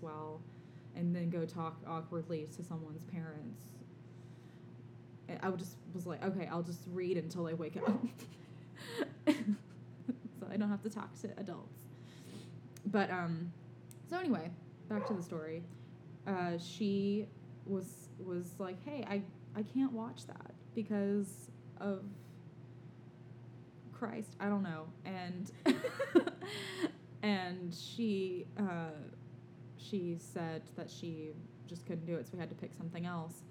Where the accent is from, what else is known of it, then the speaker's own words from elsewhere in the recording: Alabama, United States; we're from the South, from Alabama, actually.